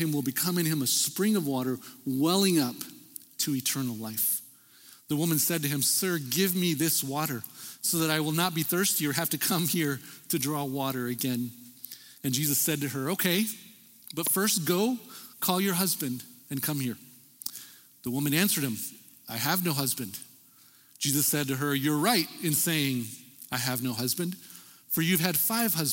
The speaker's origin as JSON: {"language": "English", "town": "El Paso", "region": "Texas", "country": "United States", "tie": "born or raised there", "said": "growing up in El Paso, Texas"}